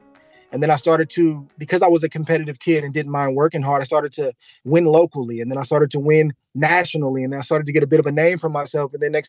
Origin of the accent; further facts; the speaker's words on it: San Bruno, California, United States; growing up in San Bruno, California, at Crestmore High School, they had a boxing team.